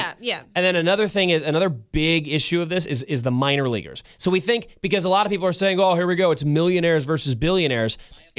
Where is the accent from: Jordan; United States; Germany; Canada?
United States; Missouri; the reason I picked May is because my hometown Cardinals happened to be visiting San Francisco in May